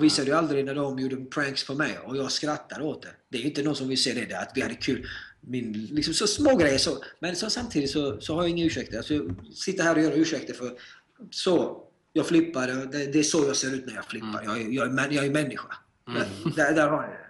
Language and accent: Swedish; Sweden; moved away as an adult; now in United States; jag är född och uppvuxen i Sverige och Sverige kommer alltid vara mitt hem